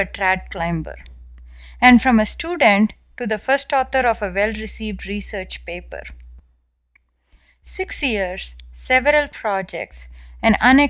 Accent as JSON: {"language": "English", "region": "South India", "country": "India", "tie": "born or raised there", "moved": "as an adult", "lives_now": "United States", "said": "as you can clearly tell from my accent, I was born and raised in India"}